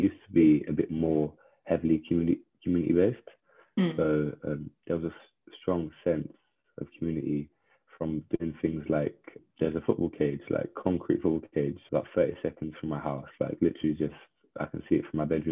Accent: London, United Kingdom; I was born in like and raised in Southeast London in the borough of Greenwich in a place called Woolwich.

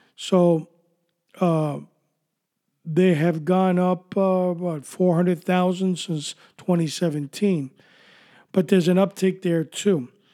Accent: New York City, New York, United States; moved away; also born or lived in Miami, Florida; I was born and raised in New York City

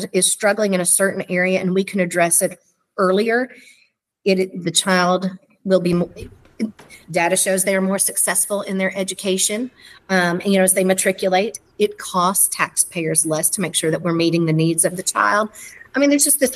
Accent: Morehead, Kentucky, United States; I grew up in Moorhead

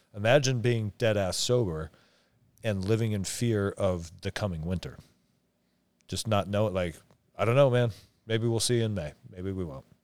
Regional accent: Omak, Washington, United States; where I grew up in Omac, where everybody didn't have a lot of money

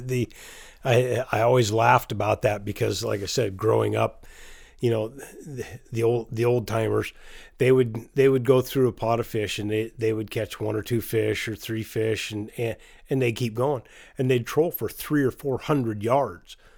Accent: Chelan, Washington, United States; born or raised there

